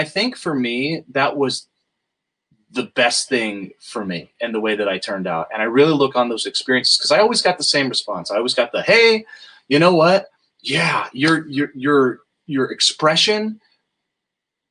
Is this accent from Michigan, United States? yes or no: no; outside of Los Angeles, California, United States; also born or lived in Fallbrook; I grew up outside of Los Angeles